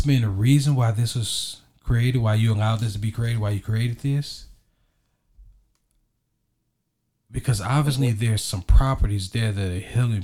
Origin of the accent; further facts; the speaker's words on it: Texas, United States; I'm from Texas